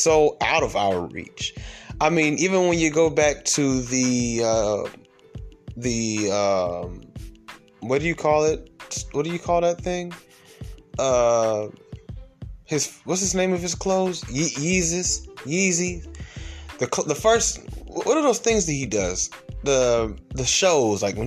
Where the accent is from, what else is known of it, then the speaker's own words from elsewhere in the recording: Atlanta, Georgia, United States; I'm from Atlanta